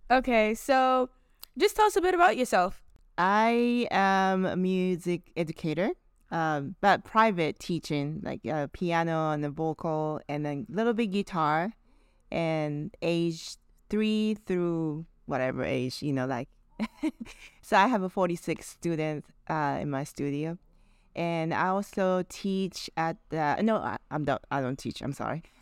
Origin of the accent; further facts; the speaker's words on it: Japan; English is a second language; now in New Orleans, United States; New Orleans is the first place I came from Japan and uh, how I got here was Actually, I was playing with my friends in Japan.